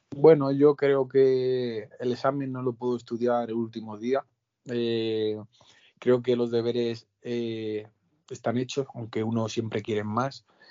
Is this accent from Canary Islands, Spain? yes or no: no; Albacete, Castilla-La Mancha, Spain; mi etapa en Ollero, en mi tierra